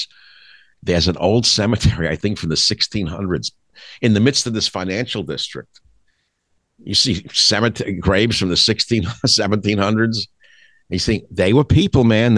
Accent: New York City, New York, United States; growing up in Queens, which was very crowded

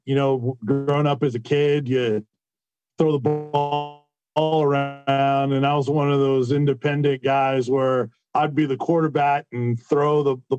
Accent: Tampa, Florida, United States; Growing up in Tampa, just had a passion for it

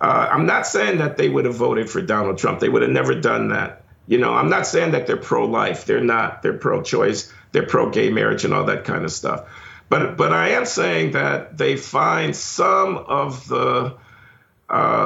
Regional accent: Chicago, Illinois, United States; I was born in Chicago in 1948 on the South Side.

